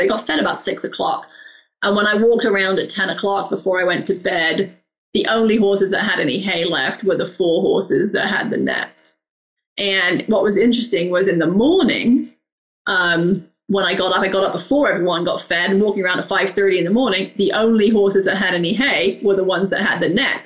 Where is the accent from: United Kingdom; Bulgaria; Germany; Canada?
United Kingdom; England; now in Arizona, United States; I grew up in England